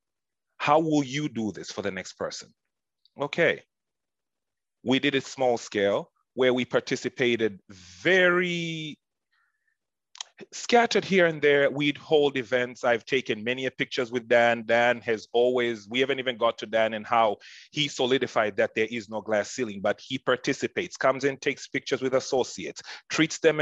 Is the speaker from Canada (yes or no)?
no; Tanzania; moved away; I'm from Tanzania, East Africa